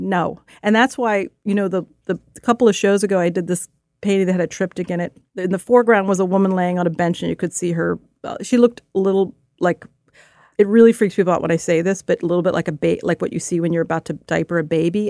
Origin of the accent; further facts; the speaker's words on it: Philadelphia, Pennsylvania, United States; the neighborhood I grew up in Philadelphia